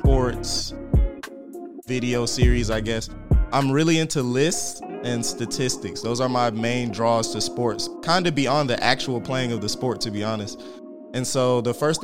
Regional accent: Riverdale, Georgia, United States; I'm from Riverdale, Georgia

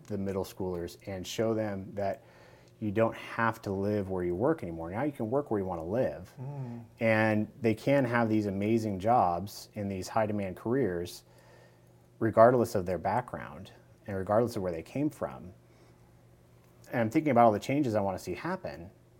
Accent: Kernville, California, United States; moved away as an adult; also born or lived in Sacramento; I was born outside of the Valley, but my family moved back when I was about 2. So as far as I can remember, I've always been here.

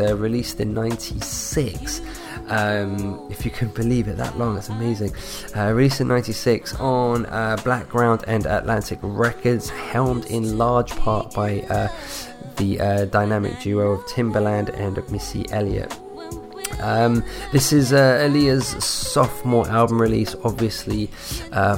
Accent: London, United Kingdom; I'm from London in the UK

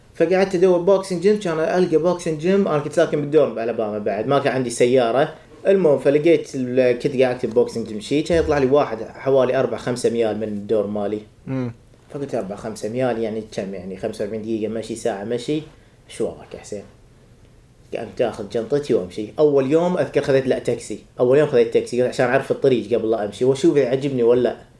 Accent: Sabah Al-Salem, Mubarak Al-Kabeer Governorate, Kuwait; moved away as an adult; also born or lived in Jacksonville, Florida / Alabama; now in United States; انا من الكويت من الكويت صباح سالم بالتحديد

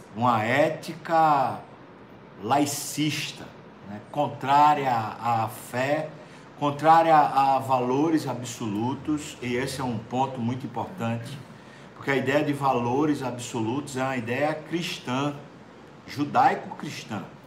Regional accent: Recife, Pernambuco, Brazil; do Recife, especialmente, a minha terra

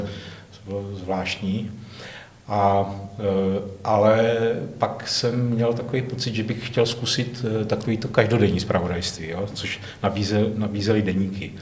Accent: Hranice, Moravia, Czechia; also born or lived in Rychnov nad Kněžnou, Czech Republic / Kostelec nad Orlicí, Czech Republic / Žamberk, Czech Republic / Valašské Meziříčí, Czech Republic; Já jsem z Moravy, no. Já jsem se teda paradoxně narodil ve východních Čechách

